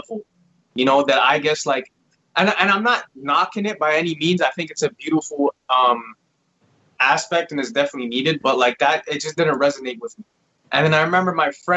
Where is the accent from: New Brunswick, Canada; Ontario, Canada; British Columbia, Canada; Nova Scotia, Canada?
Ontario, Canada; Toronto; now in Vaughan, Canada; I live in Vaughan now. Originally, I was actually from Toronto.